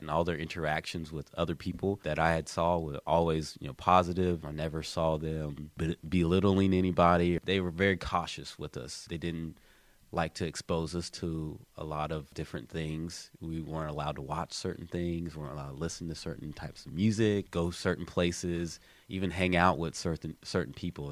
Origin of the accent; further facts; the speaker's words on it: Columbus, United States; I'm from Columbus, born and raised here